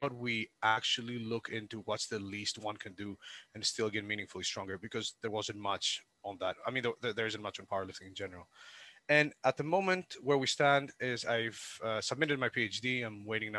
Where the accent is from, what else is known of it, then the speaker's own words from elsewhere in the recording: Greece; now in Southampton, United Kingdom; I'm originally from Greece, but I live in the UK, and more specifically in Southampton, in England.